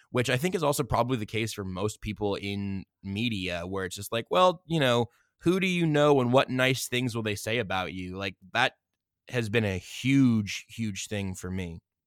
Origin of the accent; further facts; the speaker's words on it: Wichita, Kansas, United States; now in Kansas City, United States; I was born in 1994 in Wichita, Kansas